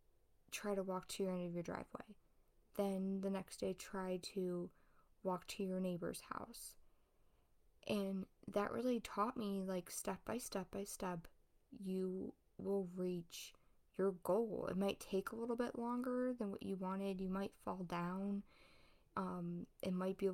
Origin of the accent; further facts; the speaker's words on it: Ohio, United States; I was born and raised in Ohio. I still live here